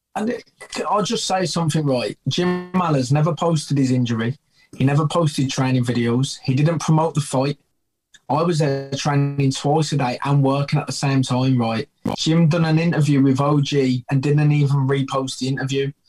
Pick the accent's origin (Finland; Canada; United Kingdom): United Kingdom; Birmingham, West Midlands; I'm a bomber and I'm from Birmingham, slang for Birmingham is Brum and Brumtown.